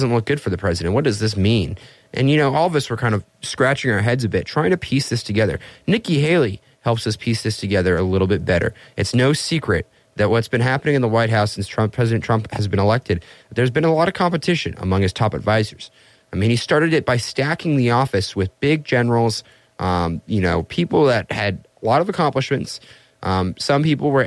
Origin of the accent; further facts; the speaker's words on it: Vienna, Austria; Vienna, Austria, my hometown